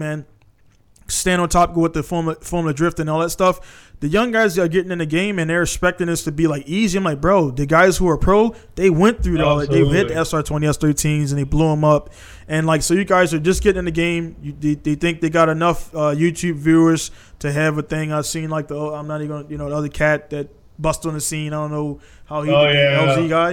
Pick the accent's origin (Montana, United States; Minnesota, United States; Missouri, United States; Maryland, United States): Maryland, United States; Baltimore; I'm from East Baltimore